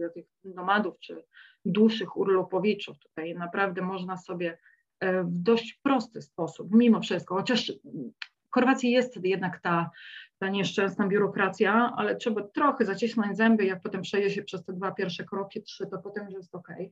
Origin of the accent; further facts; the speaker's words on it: Silesian Voivodeship, Poland; now in Zagreb, Croatia; ja też pochodzę ze Śląska